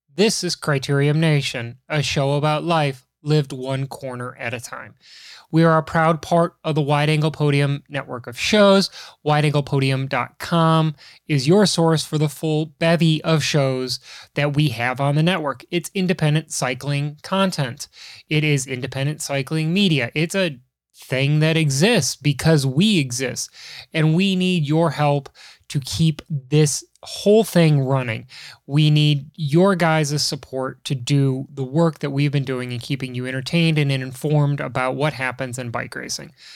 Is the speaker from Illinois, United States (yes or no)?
yes; Chicago, Illinois, United States; I'm from the great white north that is Chicago